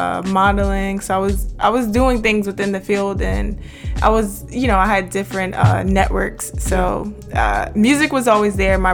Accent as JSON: {"language": "English", "town": "New York City", "region": "New York", "country": "United States", "tie": "born or raised there", "said": "I'm from Queens, New York, born and raised."}